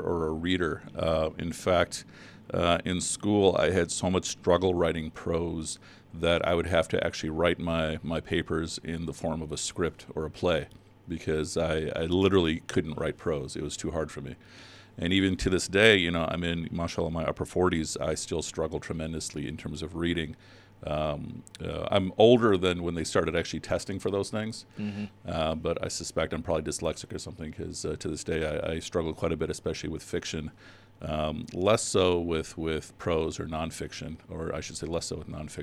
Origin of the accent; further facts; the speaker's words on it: Chicago, Illinois, United States; also born or lived in Pakistan / Riverdale; I was born in Pakistan, but I've been in Chicago pretty much my whole life. When we first came to the States, we moved to Riverdale, and since that was like around 1972, 73, been in Chicago ever since